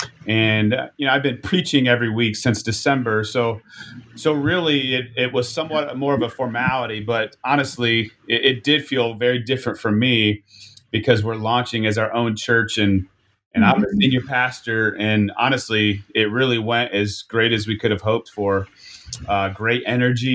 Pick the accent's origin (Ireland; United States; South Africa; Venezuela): United States; Niles, Michigan; I'm from Niles, Michigan